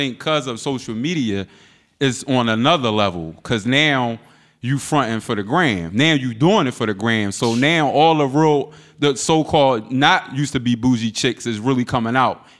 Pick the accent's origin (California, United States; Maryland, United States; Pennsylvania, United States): Pennsylvania, United States; Philadelphia; growing up in Philly